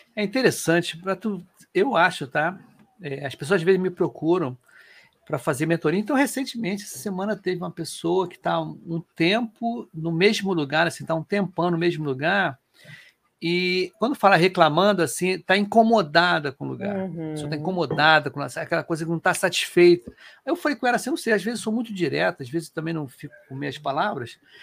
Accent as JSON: {"language": "Portuguese", "region": "Rio de Janeiro", "country": "Brazil", "said": "o primeiro podcast carioca"}